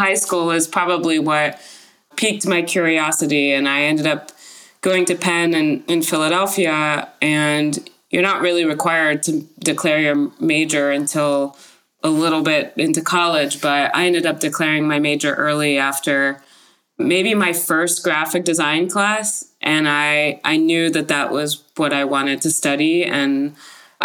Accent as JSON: {"language": "English", "town": "Paris", "region": "Île-de-France", "country": "France", "tie": "born or raised there", "moved": "yes", "lives_now": "San Francisco, United States", "said": "I grew up in Paris, France"}